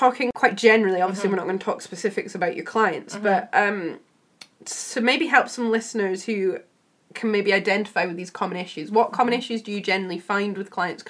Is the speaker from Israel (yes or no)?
no; Scotland, United Kingdom; we're from Scotland